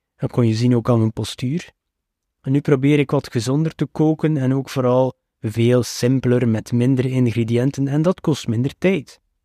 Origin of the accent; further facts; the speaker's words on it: West Flanders, Belgium; Als West-Vlaming twijfel je altijd aan de uitspraak van alle woorden.